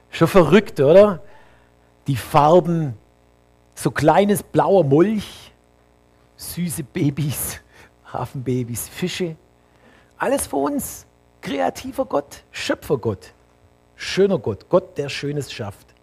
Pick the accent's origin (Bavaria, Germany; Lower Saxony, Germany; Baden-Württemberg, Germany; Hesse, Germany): Bavaria, Germany; Für mich als Allgäuer, ne, die Berge im Allgäu bei Winter.